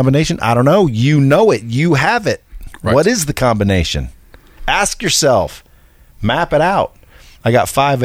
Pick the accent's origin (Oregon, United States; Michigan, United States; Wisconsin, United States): Oregon, United States; Cottage Grove; I'm from Oregon, small logging town called Cottage Grove